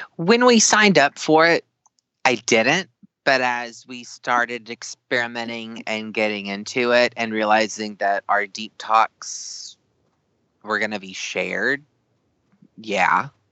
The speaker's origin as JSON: {"language": "English", "region": "the South", "country": "United States", "tie": "born or raised there", "said": "growing up in the South"}